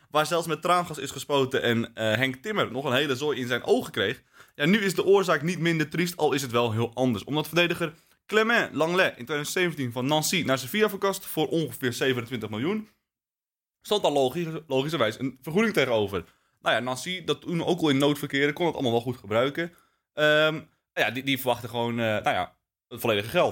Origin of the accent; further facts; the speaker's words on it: Netherlands; wij als Nederlanders